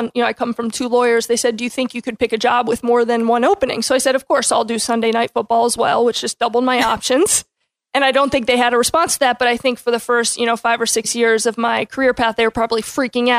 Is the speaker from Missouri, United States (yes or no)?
no; Tampa, Florida, United States; born and raised in Tampa